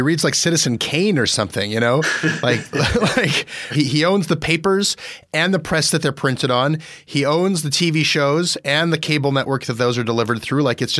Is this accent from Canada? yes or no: yes; Toronto, Ontario, Canada; also born or lived in Montreal; I remember when I lived in Montreal, I went in with this kind of arrogance that I was from Toronto and we were plugged into the world's culture.